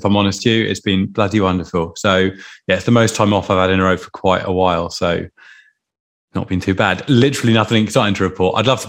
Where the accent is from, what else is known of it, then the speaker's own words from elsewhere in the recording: Isle of Wight, South East England, United Kingdom; I was brought up on the Isle of Wight